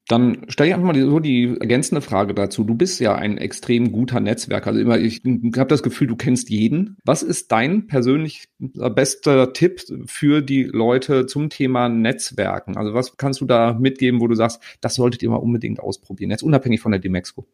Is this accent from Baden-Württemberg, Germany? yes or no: no; Cologne, North Rhine-Westphalia, Germany; als Kölner